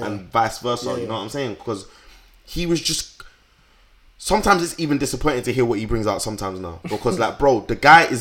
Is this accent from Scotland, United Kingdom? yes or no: no; London, United Kingdom; we're from South